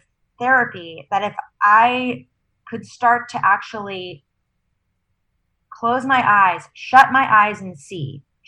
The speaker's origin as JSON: {"language": "English", "town": "San Diego", "region": "California", "country": "United States", "tie": "born or raised there", "said": "I grew up in San Diego, only child"}